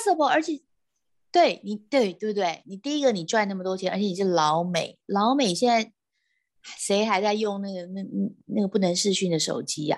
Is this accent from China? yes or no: no; Taiwan; 我们台湾人的这个 speaking English 一定是，有时候就是比较有我们的台式口的音